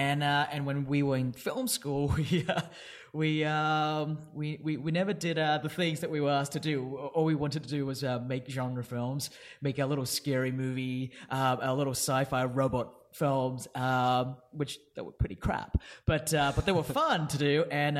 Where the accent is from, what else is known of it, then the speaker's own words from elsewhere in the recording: Perth, Western Australia, Australia; I did. I grew up in Perth, yes.